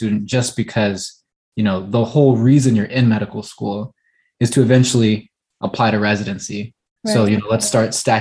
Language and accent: English; California, United States; moved away as an adult; also born or lived in Midwest; I knew I wanted to be back here in my home state